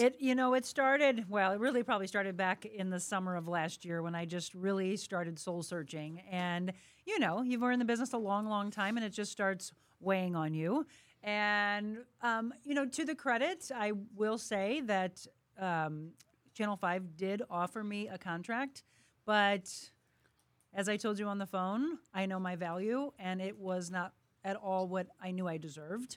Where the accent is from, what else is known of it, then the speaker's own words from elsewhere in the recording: Florissant, Missouri, United States; I am from here. I grew up in Florissant. I am a St. Louis girl through and through